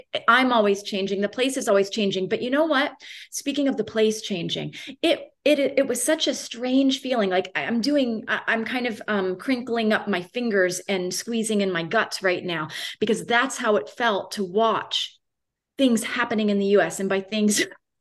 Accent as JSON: {"language": "English", "region": "Florida", "country": "United States", "tie": "born or raised there", "also_born_or_lived": "Boston / Romania", "moved": "as an adult", "said": "I was raised in Florida. I always felt like an outsider in Florida my whole childhood"}